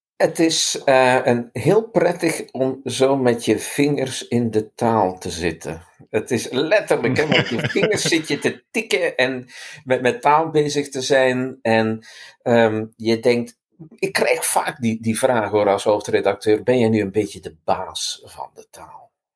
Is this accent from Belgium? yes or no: yes; Flanders, Belgium; als Vlaming eh, had ik de eerste opdracht voor de vorige editie om het woordenboek minder Hollands te maken